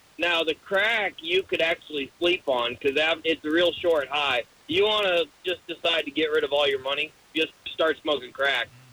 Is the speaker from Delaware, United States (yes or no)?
no; Central Florida, United States; I grew up in Central Florida